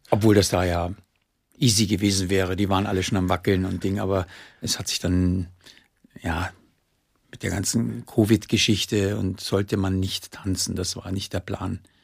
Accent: Munich, Bavaria, Germany; als Münchner

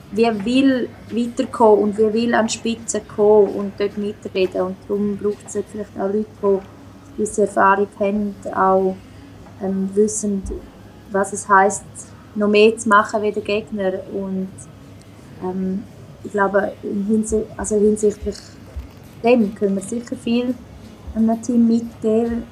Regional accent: Switzerland; now in Sweden; bei uns in der Schweiz

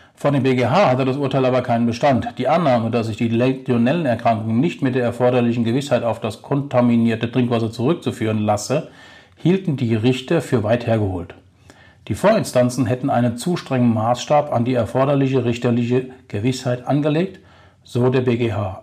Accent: Germany; bei uns in Deutschland

